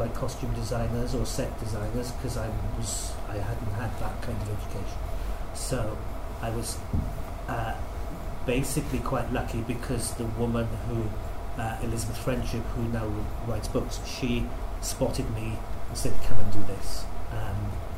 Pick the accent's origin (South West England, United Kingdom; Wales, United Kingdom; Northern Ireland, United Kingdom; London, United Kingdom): Wales, United Kingdom; Pontypridd; I'm from Pontypridd. My year in secondary school was the first year that wasn't a grammar school